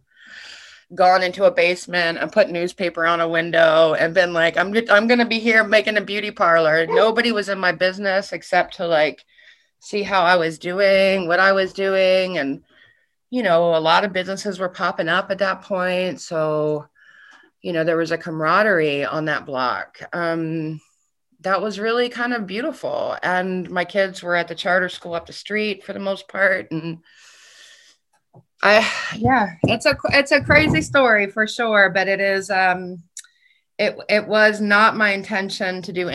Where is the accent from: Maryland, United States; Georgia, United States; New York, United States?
Maryland, United States; Baltimore; I'm born and raised in Baltimore.